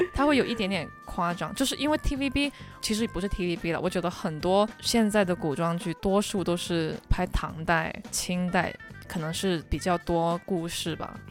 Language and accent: Chinese; Hong Kong; 我是个香港人嘛